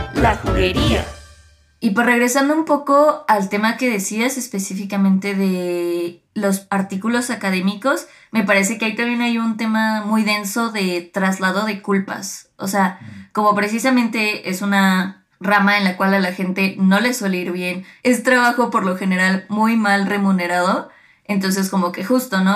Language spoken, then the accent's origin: Spanish; State of Mexico, Mexico; cuando crecimos en el Edomex